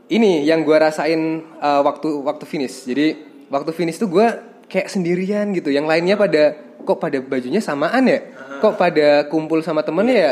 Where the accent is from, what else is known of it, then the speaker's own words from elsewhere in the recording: Yogyakarta, Special Region of Yogyakarta, Indonesia; Tapi uh, emang basic gue dulu waktu SMP kan gue dari Jogja nih.